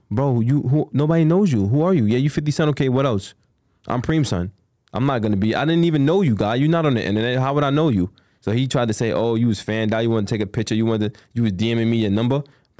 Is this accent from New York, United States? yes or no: yes; Queens, New York, United States; Well, he's from Long Island. I'm from Queens. I don't be in Long Island.